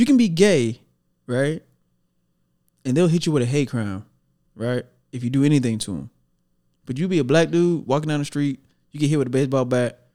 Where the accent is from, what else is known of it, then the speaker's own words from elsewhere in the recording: Dallas, Texas, United States; also born or lived in McKinney, Texas; I am from Dallas. I got the birth certificate to prove it. Born and raised